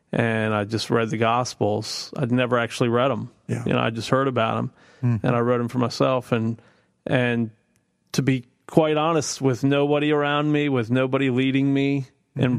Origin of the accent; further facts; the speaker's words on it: East Coast, United States; because I was from the East Coast and thought they'd all been around since the 1700s